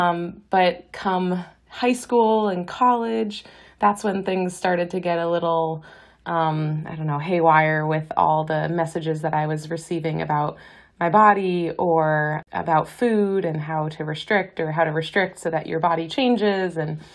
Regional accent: Boston, Massachusetts, United States; moved away as an adult; also born or lived in California; now in Hawaii, United States; I am from Boston, went to college there, did a dietetic internship in California.

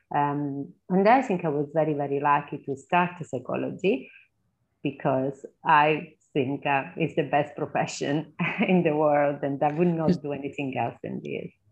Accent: Southern Italy, Italy; English is a second language; moved away as an adult; also born or lived in Birmingham, England; now in England; I come from the South

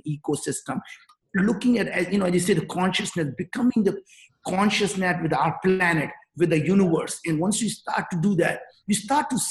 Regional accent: northern India, India; English is a second language; moved away as an adult; now in United States; I grew up in Northern India

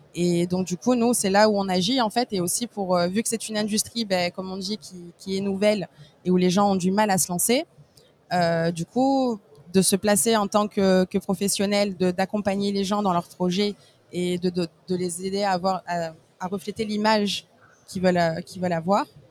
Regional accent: Marseille, Provence-Alpes-Côte d'Azur, France; je suis marseillaise, donc née et élevée à Marseille

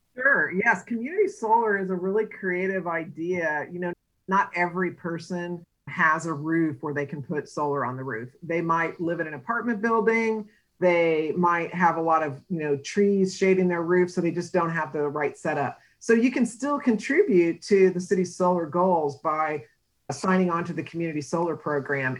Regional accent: San Antonio, Texas, United States; also born or lived in Seattle; now in Austin, United States; I'm actually from San Antonio, got my master's degree at UT Austin.

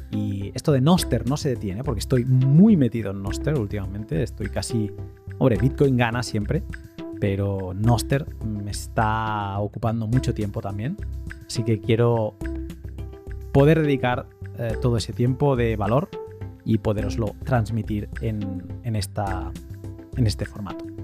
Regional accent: Argentina; Yo soy del interior y soy tan argentino como alguien de Buenos Aires.

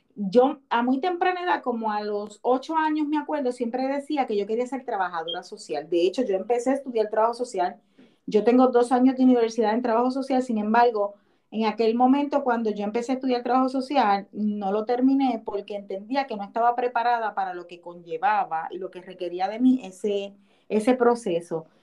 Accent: Cataño, Puerto Rico; now in Orlando, United States; soy una puertorriqueña de Cataño, Puerto Rico. Sin embargo, vivo actualmente en la Florida, en Orlando

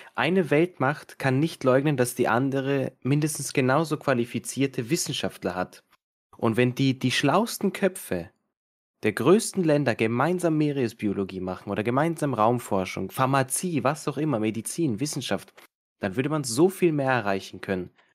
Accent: Serbia; now in Austria; ich bin jetzt ursprünglich aus Serbien

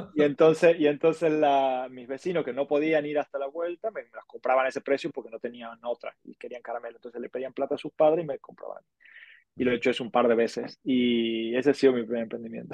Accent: Argentina; moved away as an adult; now in Barcelona, Spain; soy argentino, como ya habrán deducido, pero llevo ya 18 años viviendo en Barcelona

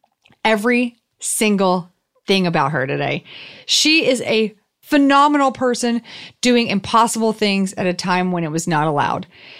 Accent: the South, United States; accent: southern; It was my southern accent.

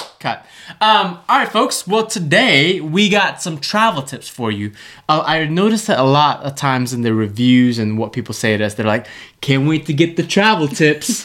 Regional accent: Malaysia; moved away; Malaysia specifically, in my hometown, small town, not the main city

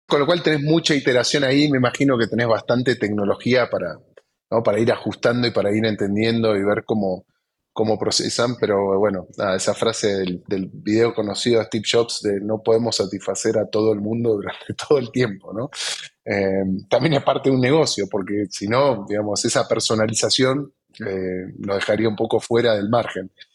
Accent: Argentina; nosotros como argentinos

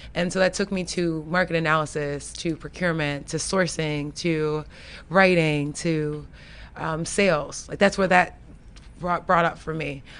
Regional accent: Florida, United States; now in Washington, D.C., United States; grew up in the country. I grew up in Florida.

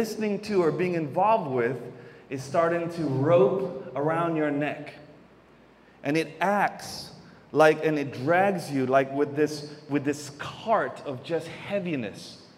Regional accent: Davao City, Davao Region, Philippines; born there; I was born here in Davao City. For those that don't know, I'm half Filipino. My mama is Filipino, and I'm half American, whatever that looks like, because that is a total mix in my family.

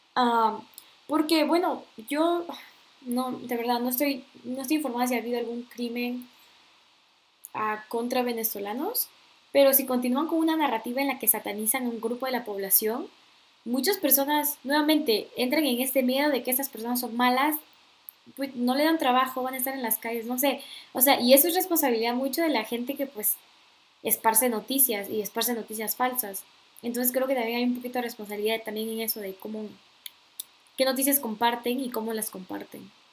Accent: Peru; moved away

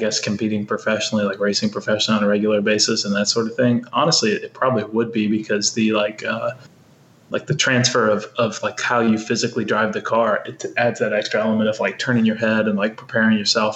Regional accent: Birmingham, Alabama, United States; I'm from Birmingham, Alabama

